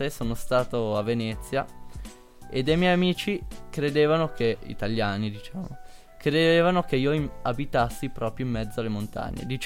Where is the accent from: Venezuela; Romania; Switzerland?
Switzerland; Mendrisio, Ticino; sono di Mendrisio e vado al liceo di Mendrisio.